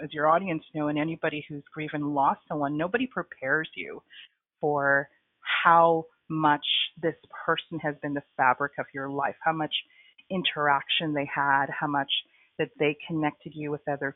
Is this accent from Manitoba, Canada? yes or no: no; Toronto, Ontario, Canada; moved away as an adult; also born or lived in Trinidad; now in Kingston, Canada; So I was born in Trinidad. I came to Canada when I was 6 years old. And then most of my life I grew up in Toronto